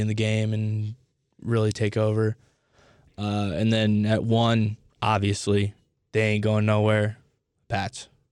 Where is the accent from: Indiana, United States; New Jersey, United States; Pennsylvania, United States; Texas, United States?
Indiana, United States; Indianapolis; I grew up in Indianapolis